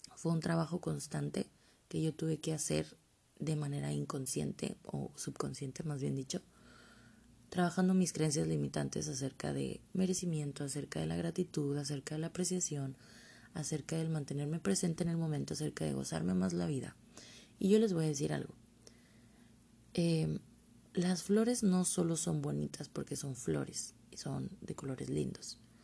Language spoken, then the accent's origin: Spanish; Mexico; como buena mexicana que soy